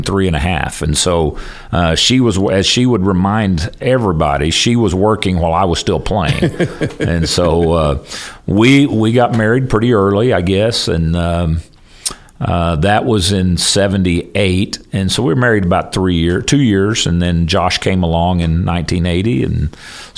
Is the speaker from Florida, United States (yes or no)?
no; Spiro, Oklahoma, United States; the job in my hometown opened up in Spiro